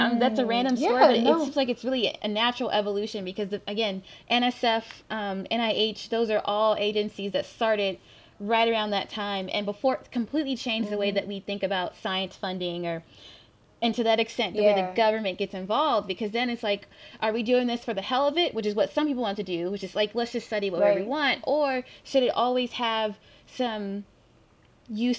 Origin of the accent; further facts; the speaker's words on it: the South, United States; I'm from the South.